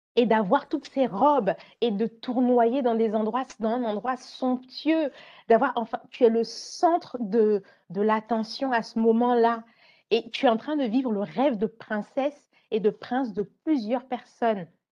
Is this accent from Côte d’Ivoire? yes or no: yes; Côte d’Ivoire; j'aimais à Abidjan, parce que j'ai grandi en Côte d'Ivoire